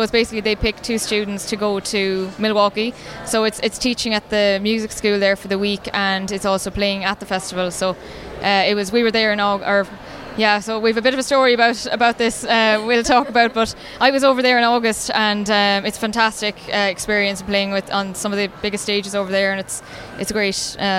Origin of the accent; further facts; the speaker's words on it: County Clare, Ireland; I'm from County Clare, and I suppose most recently I was studying in Limerick doing music